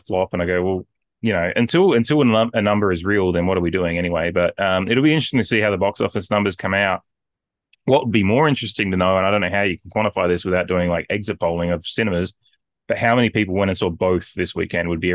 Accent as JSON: {"language": "English", "country": "Australia", "said": "as an Australian"}